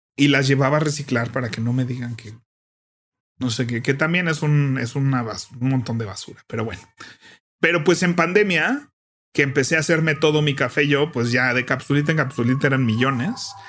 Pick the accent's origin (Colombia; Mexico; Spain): Mexico; es más cómodo quedarse en México, la verdad, para muchas cosas